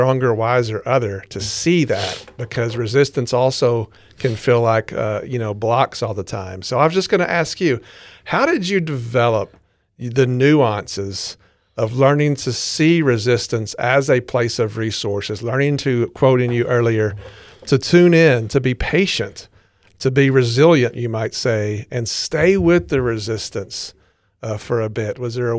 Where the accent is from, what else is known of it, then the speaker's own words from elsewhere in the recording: Arkansas, United States; I said, "I'm from Arkansas. Have you heard of that?"